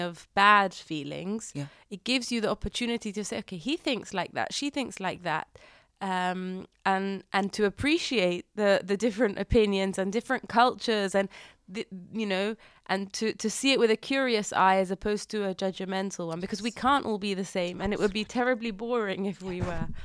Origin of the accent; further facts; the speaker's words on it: London, United Kingdom; now in Herzliya, Israel; growing up in London and then moving here